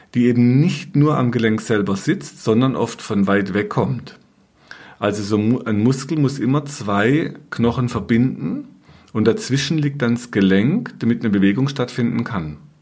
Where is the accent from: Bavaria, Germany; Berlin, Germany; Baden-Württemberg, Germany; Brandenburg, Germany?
Baden-Württemberg, Germany; Black Forest; bei uns im Schwarzwald